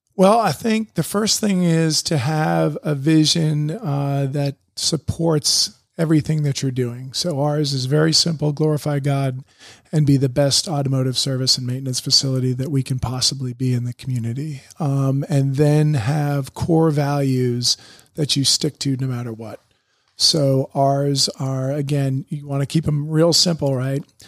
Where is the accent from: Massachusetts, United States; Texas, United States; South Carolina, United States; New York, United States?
Massachusetts, United States; Boston; moved away as an adult; also born or lived in Syracuse; I grew up around Boston area